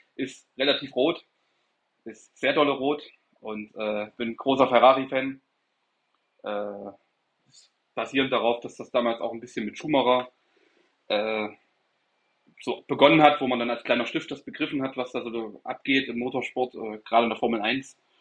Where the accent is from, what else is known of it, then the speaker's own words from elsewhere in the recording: Erfurt, Thuringia, Germany; moved away as an adult; now in Stuttgart, Germany; ich komme aus Erfurt, äh, Thüringen